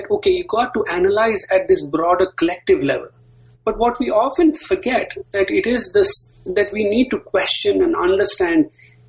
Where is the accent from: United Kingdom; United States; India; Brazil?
India; moved away; growing up in India